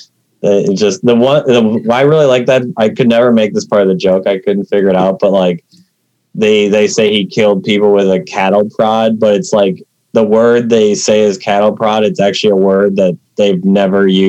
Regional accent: Minnesota, United States; I'm from Minnesota

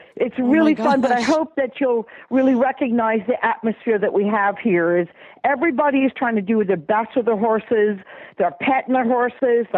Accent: Sarasota, Florida, United States; moved away; my hometown that I grew up, Sarasota, Florida

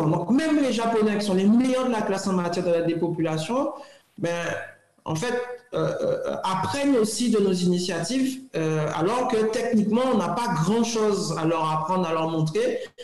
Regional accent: Guadeloupe; moved away; also born or lived in Europe; en tant que Guadeloupéen

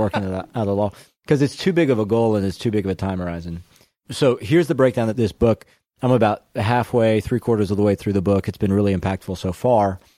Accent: Baton Rouge, Louisiana, United States; now in Dallas, United States; I'm from Baton Rouge

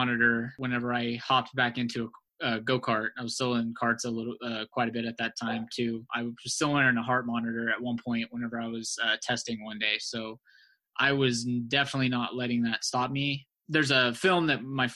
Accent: Norman, Oklahoma, United States; my growing up in Norman, Oklahoma

